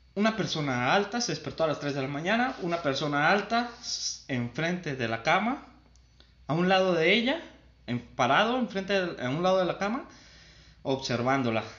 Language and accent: Spanish; San Martín, Mexico